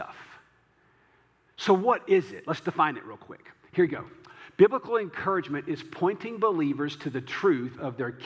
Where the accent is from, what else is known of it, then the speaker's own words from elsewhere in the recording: the South, United States; I'm from the South